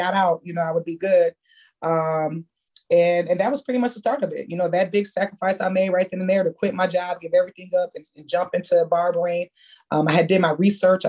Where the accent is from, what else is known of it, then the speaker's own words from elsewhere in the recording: Michigan, United States; when I was growing up in Michigan